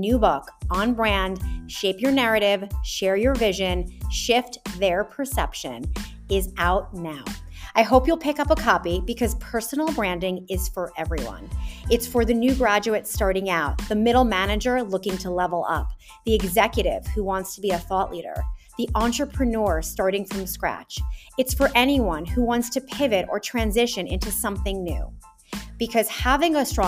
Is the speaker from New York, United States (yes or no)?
yes; New York City, New York, United States; I'm from Brooklyn originally too